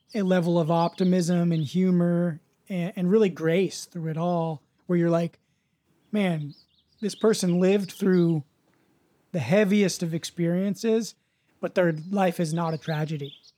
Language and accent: English; United States; growing up in the States